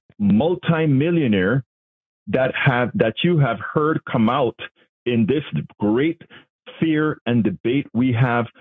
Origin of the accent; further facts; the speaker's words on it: Panama; now in United States; I'm from Panama